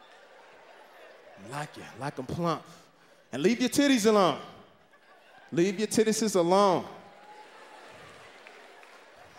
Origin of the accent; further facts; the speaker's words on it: the South, United States; I'm from the South